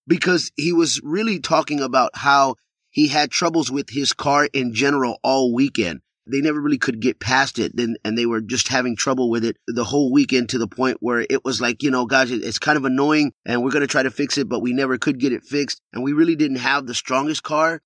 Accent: Texas, United States; I am from Texas

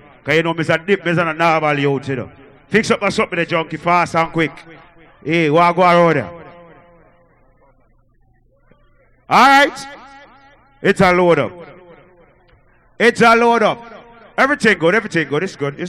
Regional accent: Jamaica; I'm from a little place called Jamaica. Oh, I'm the Jamaican man

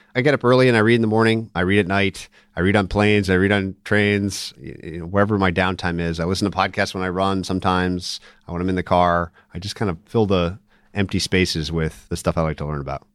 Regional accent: Minnesota, United States; I'm actually from Minnesota

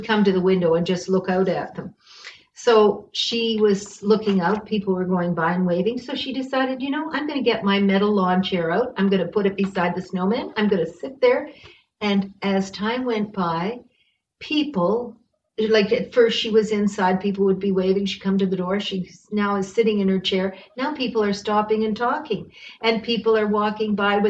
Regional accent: Bracebridge, Ontario, Canada; now in Winnipeg, Canada; I'm from Ontario. I'm from Muskoka, and I came from a very friendly, wonderful community there called Bracebridge

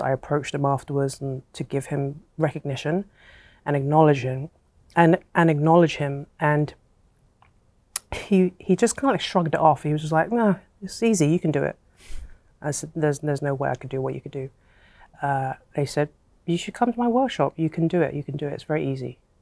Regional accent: England, United Kingdom; I was born and raised in England, but my, my family are from Hong Kong

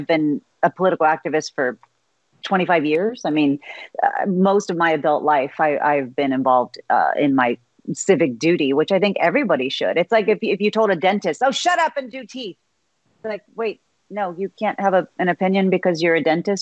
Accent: Texas, United States; a ninth-generation Texan

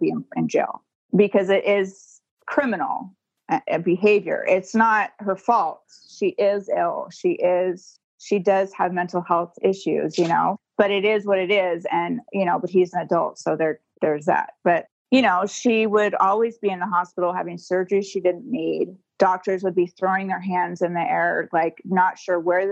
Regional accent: Alabama, United States; also born or lived in Santa Barbara, California; now in Southern California, United States; I was born in Santa Barbara, but when I was 2 and a half is when we joined the cult. And so they moved us all to Alabama.

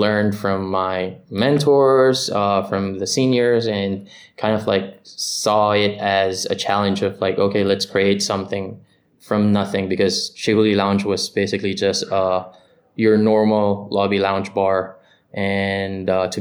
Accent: Manila, Metro Manila, Philippines; moved away as an adult; now in Singapore; I was born and raised in Manila, Philippines

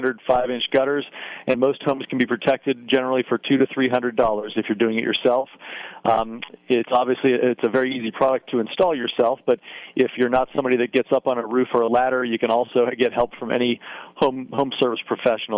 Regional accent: United States; also born or lived in Ohio / Pennsylvania; growing up in Ohio and Pennsylvania

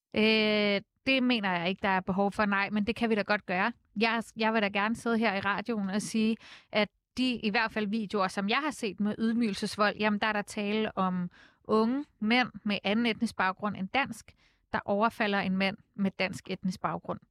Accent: Copenhagen, Capital Region of Denmark, Denmark; der hvor jeg voksede op på Nørrebro

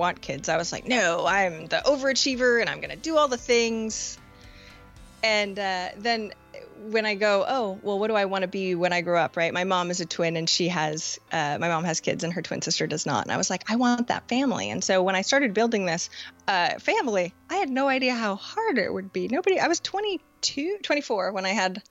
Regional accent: Maine, United States; moved away; when I just moved to Maine, or moved back to Maine, I'm from Maine originally.

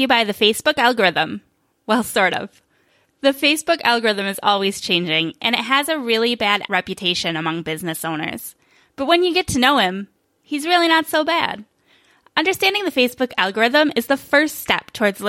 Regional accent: New York, United States; now in Phoenix, United States; In Phoenix now, but I was raised in New York winters

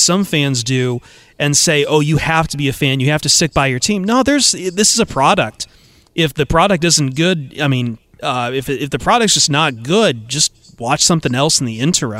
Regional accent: Toledo, Ohio, United States; I mean, I grew up in Toledo. I hung around a lot of Browns fans.

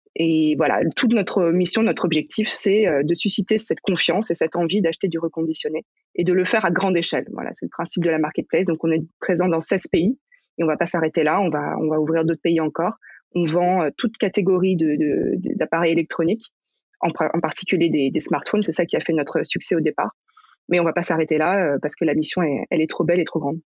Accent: Paris region, near Versailles, Île-de-France, France; j'ai grandi en région parisienne, à côté de Versailles.

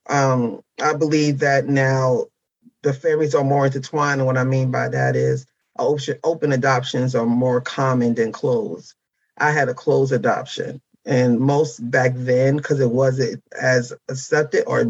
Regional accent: Mount Vernon, New York, United States; moved away; also born or lived in Harlem, New York City / New Jersey; my adoptive parents took me home to Mount Vernon, New York, where I was raised. Majority of my raising was there. Then I moved to Jersey.

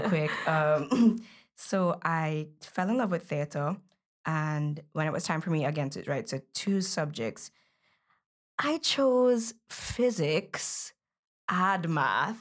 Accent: Belize; moved away; I was born in Belize, so while we were in Belize, she was a seamstress

